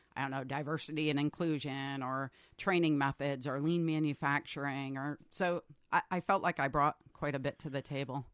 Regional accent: Massachusetts, United States; moved away as an adult; also born or lived in New Hampshire / Vermont / North Carolina; now in Northfield, United States; New England, mostly Massachusetts

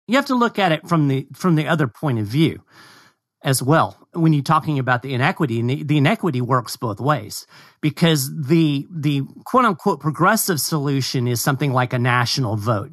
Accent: Kentucky, United States; moved away; I'm from Kentucky originally

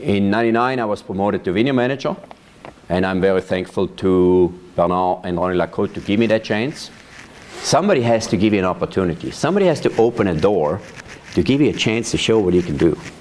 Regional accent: Weinfelden, Thurgau, Switzerland; now in Yamhill, United States; I was born and raised in Switzerland. I grew up on a farm in a town called Weinfelden.

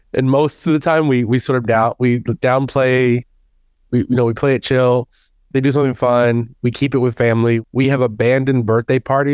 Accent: Houston, Texas, United States; now in Dallas, United States; But yeah, I'm in Texas. In Dallas, Texas, but I'm originally from Houston, actually.

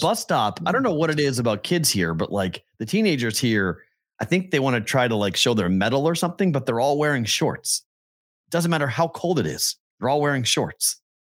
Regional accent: Massachusetts, United States; now in Las Vegas, United States; my home state

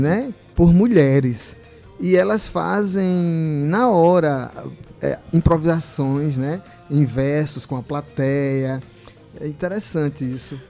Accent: João Pessoa, Paraíba, Brazil; moved away as an adult; quando eu era criança, cantavam lá em Cruz das Armas, convidados pelo meu pai e pela minha mãe

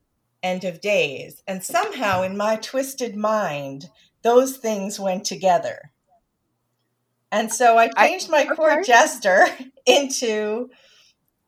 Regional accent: South Brunswick, New Jersey, United States; moved away; I'm from South Brunswick.

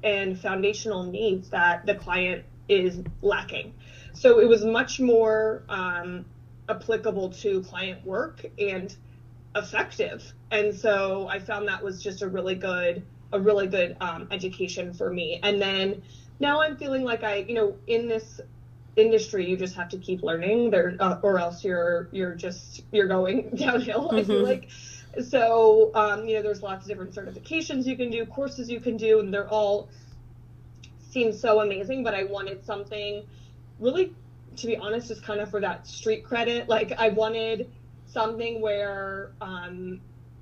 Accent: Cincinnati, Ohio, United States; also born or lived in Oxford, Ohio; I am from Cincinnati, Ohio, and went to school at Miami University in Oxford, Ohio

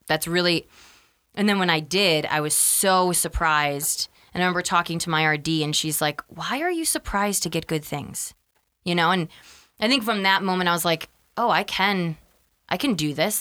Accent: Freeport, Illinois, United States; also born or lived in Wisconsin; I was born in Wisconsin. We'll start all the way back there. And we moved to where we live now in Freeport, Illinois, when I was five

